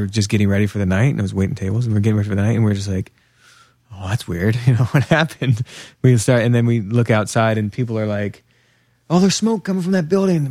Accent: Pennsylvania, United States; also born or lived in New York; now in Portland, United States; He and I grew up together in Pennsylvania, just a couple hours west of here.

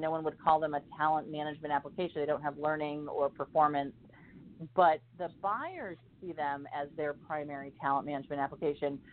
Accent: Ohio, United States; now in North Carolina, United States; my hometown of Ohio

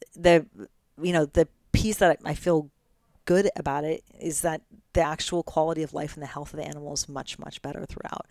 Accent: United States; also born or lived in Oregon / California / Italy; I grew up in Oregon in California

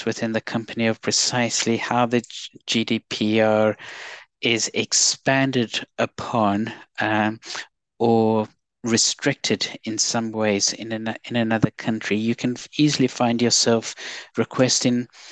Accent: South Africa; now in United Kingdom; as some people have picked up from my accent, I'm South African, but I've been here in the UK for a large number of years

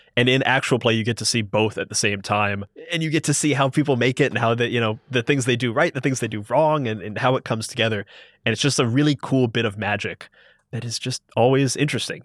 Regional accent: Columbus, Ohio, United States; I'm from Columbus, Ohio

